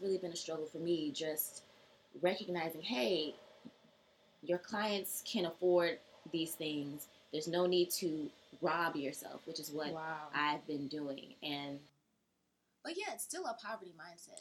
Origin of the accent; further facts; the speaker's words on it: Georgia, United States; now in New York, United States; I'm from Georgia